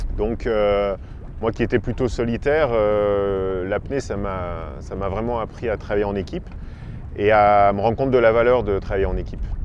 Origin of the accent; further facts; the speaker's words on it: Belgium; moved away as an adult; now in Azores, Portugal; je suis belge d'origine et je vis ici aux Açores depuis, euh, depuis 7-8 ans, 7 ans maintenant.